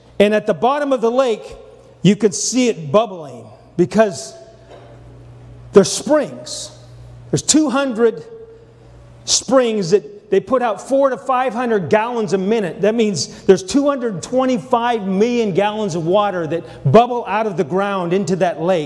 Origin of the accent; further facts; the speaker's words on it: Montana, United States; moved away; also born or lived in Texas; I'm from Montana, but I spent 12 years in Texas